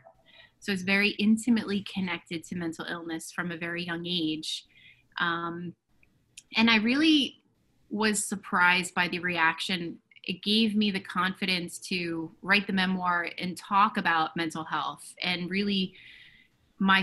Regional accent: New Jersey, United States; I live in New Jersey. I am a resident of my hometown

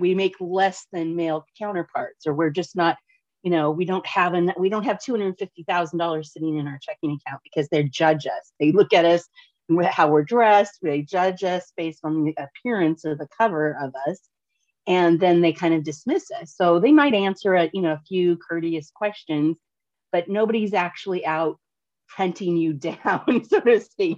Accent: Portland, Oregon, United States; I'm born and raised in Portland, Oregon

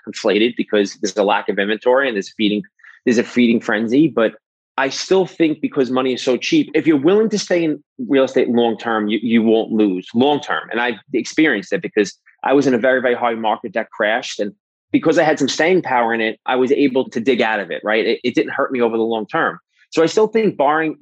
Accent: New York City, New York, United States; moved away as an adult; also born or lived in Manhattan; now in New Jersey, United States; So I'm born and raised in New York my whole entire life. I grew up in Brooklyn.

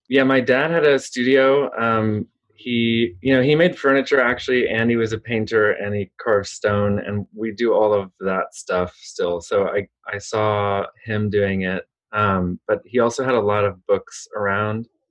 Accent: Austin, Texas, United States; also born or lived in Los Angeles, California; I grew up in Austin, Texas, and we were born in in LA actually, but my mom was from Texas, and we moved back there

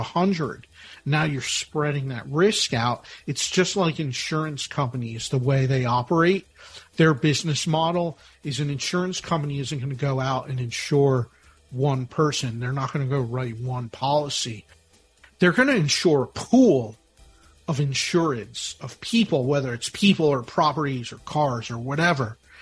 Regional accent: Philadelphia, Pennsylvania, United States; I'm from Philadelphia, the birthplace of our nation

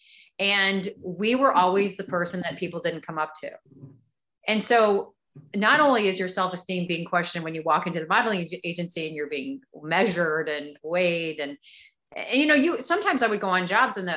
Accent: St. Louis, Missouri, United States; moved away as an adult; also born or lived in Chicago / Dallas; I grew up in St. Louis. Born in Chicago, but grew up in St. Louis

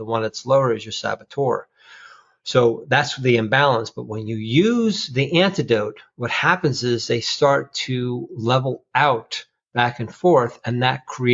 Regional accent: New Jersey, United States; I'm from Jersey

